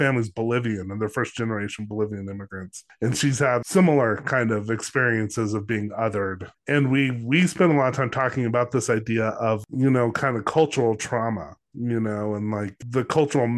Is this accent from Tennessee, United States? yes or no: no; New Mexico, United States; I'm from New Mexico. I grew up in a town where there weren't a lot of, I mean, I wasn't the only Jewish kid